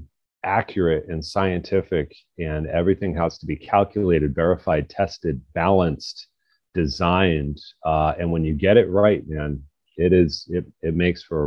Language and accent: English; West Bridgewater, Massachusetts, United States; moved away as an adult; also born or lived in Cape Cod, Massachusetts; now in Martha's Vineyard, United States; I grew up in West Bridgewater, Massachusetts, which is very small town.